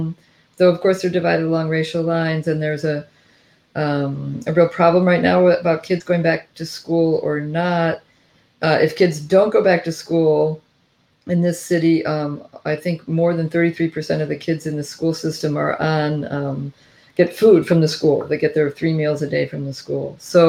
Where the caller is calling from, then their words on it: Washington, District of Columbia, United States; I'm calling from Washington, D.C.